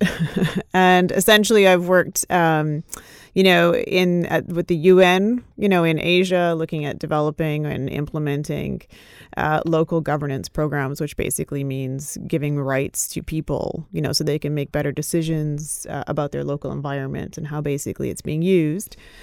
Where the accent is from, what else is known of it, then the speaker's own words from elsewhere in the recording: Canada; I grew up in Canada